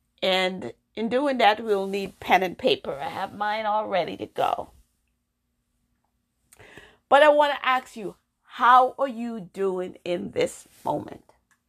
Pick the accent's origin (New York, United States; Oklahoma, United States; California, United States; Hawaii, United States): New York, United States; also born or lived in Jamaica; I am African American, born in Jamaica. I came to the United States when I was 12. I grew up in New York, had my children, then I moved to Massachusetts.